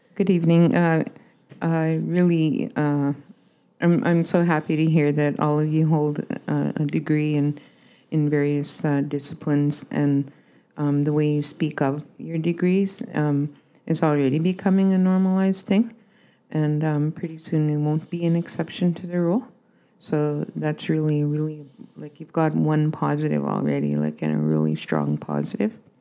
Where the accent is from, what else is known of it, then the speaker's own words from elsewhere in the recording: First Nation near Broadview, Saskatchewan, Canada; I'm from the Sioux Saints First Nation